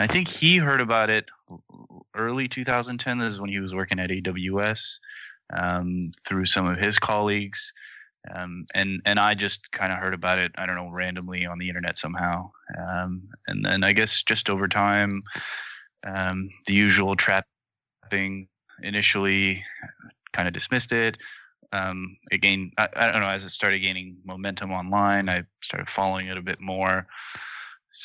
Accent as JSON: {"language": "English", "town": "Toronto", "region": "Ontario", "country": "Canada", "moved": "yes", "said": "I'm also from Toronto originally."}